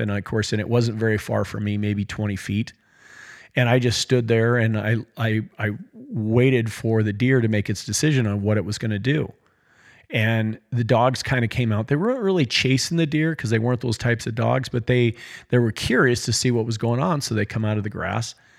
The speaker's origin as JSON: {"language": "English", "town": "Choteau", "region": "Montana", "country": "United States", "tie": "born or raised there", "also_born_or_lived": "Cascade, Montana", "said": "we had recently moved from my hometown of Shoto to a small town in Montana called Cascade"}